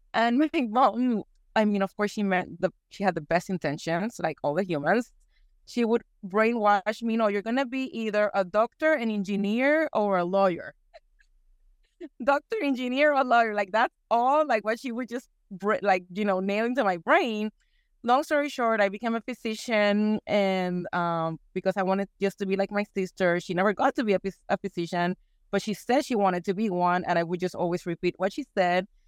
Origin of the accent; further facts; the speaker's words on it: Puerto Rico; moved away as an adult; also born or lived in Houston, Texas; now in East Texas, United States; I was born and raised in Puerto Rico, and for the last, it's gonna be fifteen years, I've been living in the great state of Texas.